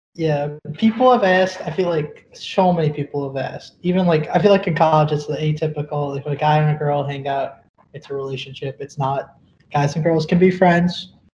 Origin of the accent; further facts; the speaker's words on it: Illinois, United States; also born or lived in southern India; born in the southern part of India. I was raised here in Illinois, though. I moved here when I was basically a baby.